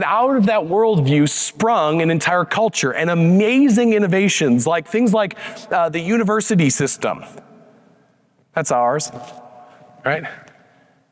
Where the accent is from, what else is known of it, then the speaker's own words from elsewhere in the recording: Wheaton, Illinois, United States; moved away as an adult; also born or lived in Chicago, Illinois; now in Denver, United States; I grew up in Wheaton, Illinois